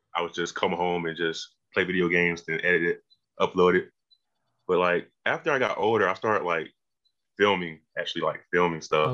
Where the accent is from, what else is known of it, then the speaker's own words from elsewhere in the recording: Macon, Georgia, United States; also born or lived in Milledgeville; I'm from Macon, not that uh, far.